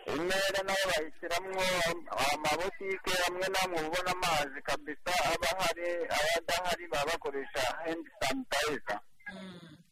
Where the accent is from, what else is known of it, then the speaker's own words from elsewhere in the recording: Rwanda; natwe nk'abanyarwanda